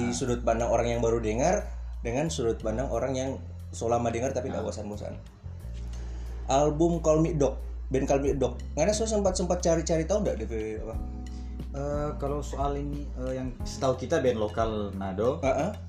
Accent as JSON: {"language": "Indonesian", "town": "Purworejo", "region": "Central Java", "country": "Indonesia", "said": "Orang Baltim, dia orang Guruman, kita orang Purworejo."}